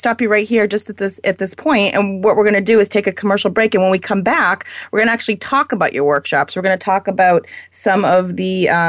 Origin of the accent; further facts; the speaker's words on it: New Hampshire, United States; I'm from New Hampshire